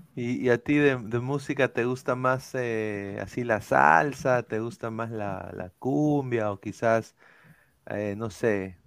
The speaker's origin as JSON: {"language": "Spanish", "country": "Peru", "moved": "yes", "lives_now": "Orlando, United States"}